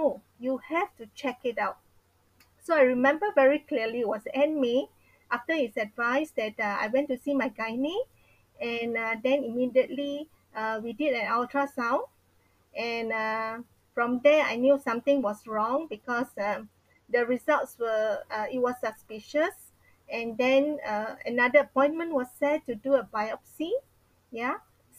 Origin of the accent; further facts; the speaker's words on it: Seremban, Negeri Sembilan, Malaysia; moved away; My hometown is in Seremban